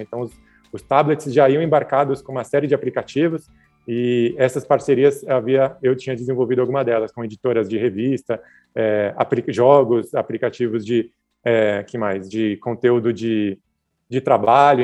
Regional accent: São Paulo, Brazil; eu nasci em São Paulo, né, sou paulista

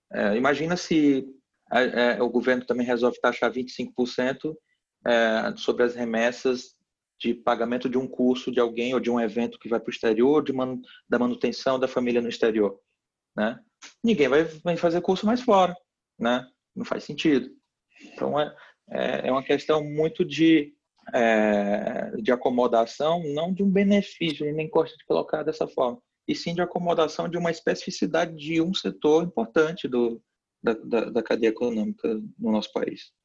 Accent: Piauí, Brazil; no meu estado natal, no Piauí

